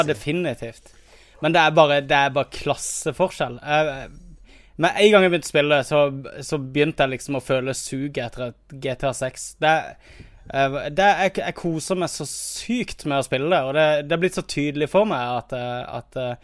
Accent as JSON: {"language": "Norwegian", "town": "Kristiansand", "region": "Agder", "country": "Norway", "tie": "born or raised there", "moved": "yes", "said": "jeg har vært hjemme i Kristiansand"}